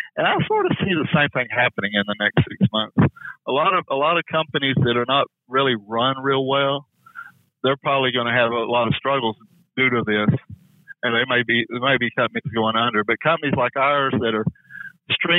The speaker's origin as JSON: {"language": "English", "town": "Fort Worth", "region": "Texas", "country": "United States", "said": "I come from Texas, Fort Worth, where it's pretty flat"}